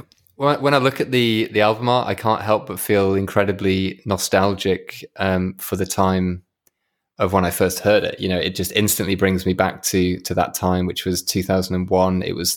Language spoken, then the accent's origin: English; Yorkshire and the Humber, United Kingdom; it really reminds me of where I grew up, which is Yorkshire. I'm from West Yorkshire, and West Yorkshire has some very, very beautiful moorland